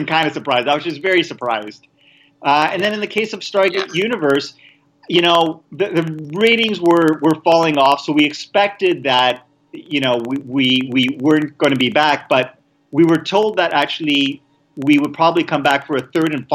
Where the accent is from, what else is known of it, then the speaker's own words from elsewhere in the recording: Montreal, Quebec, Canada; moved away as an adult; also born or lived in Vancouver; I was actually born in Montreal, Canada